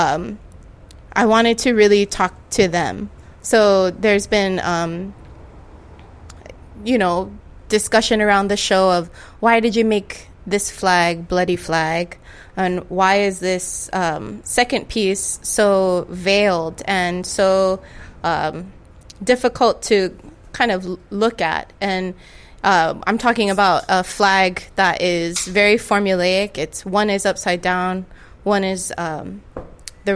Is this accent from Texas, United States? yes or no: no; Hawaii, United States; Growing up in Hawaii